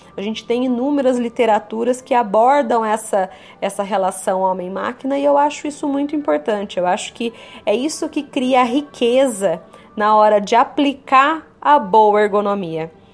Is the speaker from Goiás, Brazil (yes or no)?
no; São Paulo, Brazil; Sou da região aqui de São Paulo